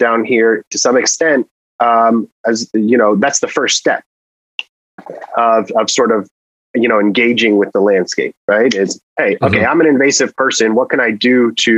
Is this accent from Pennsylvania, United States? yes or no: no; Miami, Florida, United States; I'm from Miami